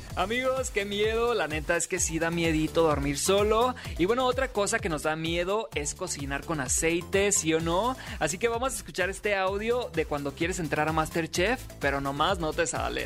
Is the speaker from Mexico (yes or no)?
yes; Los Mochis, Sinaloa, Mexico; moved away; yo nací en Los Mochis, Sinaloa. Ya tengo algunos años viviendo aquí